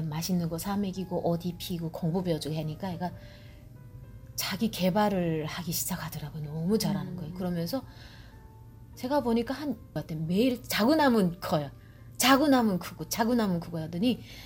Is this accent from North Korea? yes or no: yes; North Korea; now in Georgia, United States; 나는 이제 탈북자니까